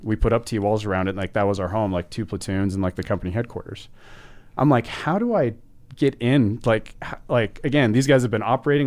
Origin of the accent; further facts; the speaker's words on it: Utah, United States; I grew up in Utah